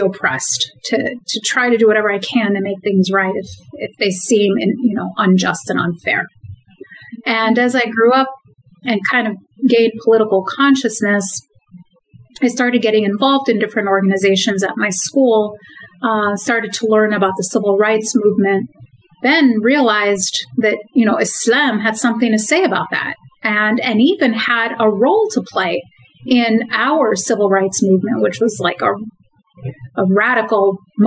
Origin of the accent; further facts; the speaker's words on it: Madison, Wisconsin, United States; also born or lived in Cairo, Egypt; growing up in Madison